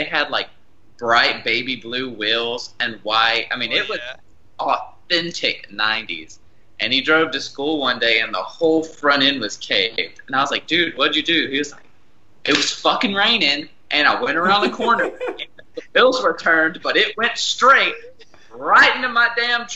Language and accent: English; Alabama, United States; my entire life growing up in Alabama